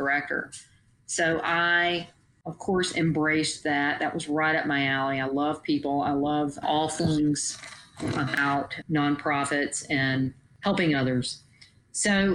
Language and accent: English; Georgia, United States; moved away; also born or lived in Alaska; I was born and raised in Georgia on a farm